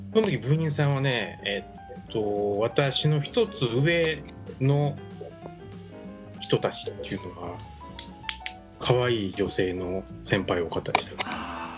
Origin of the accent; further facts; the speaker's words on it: Mie, Japan; 三重県です僕も三重県ですよ